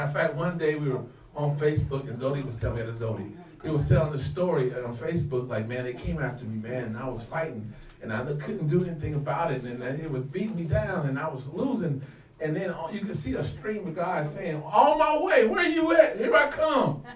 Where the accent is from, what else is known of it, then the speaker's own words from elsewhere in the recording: Santa Monica, California, United States; I grew up in Santa Monica near the beach